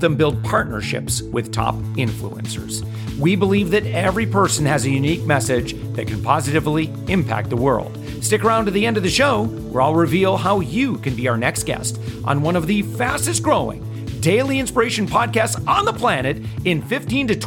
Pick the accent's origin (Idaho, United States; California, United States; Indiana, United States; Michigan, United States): Michigan, United States; now in Florida, United States; I'm originally from Michigan